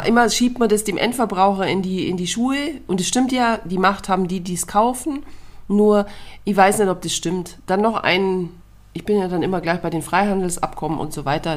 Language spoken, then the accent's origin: German; Bavaria, Germany; also born or lived in Munich commuter belt; bei uns in Bayern und ich wohne ja quasi im Speckgürtel von München